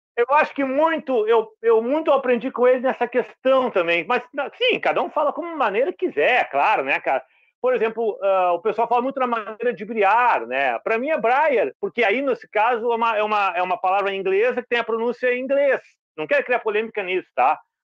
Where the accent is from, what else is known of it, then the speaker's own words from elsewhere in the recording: Porto Alegre, Rio Grande do Sul, Brazil; now in Cidreira, Brazil; sou natural de Porto Alegre, vivi lá 40 anos, estou aqui há 13 anos aqui na praia